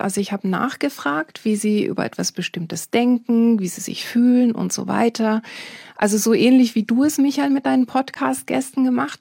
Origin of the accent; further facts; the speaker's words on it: Bible Belt, Netherlands; moved away; Ich bin, wie gesagt, in den Niederlanden aufgewachsen, in einem kleinen Dorf